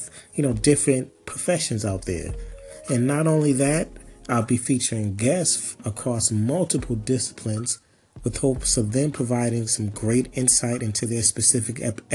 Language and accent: English; Boston, Massachusetts, United States; also born or lived in Chesapeake, Virginia; I was raised in Boston, Massachusetts, actually born in Virginia, Chesapeake, Virginia. Moved to Boston when I was 2 and kind of grew up there.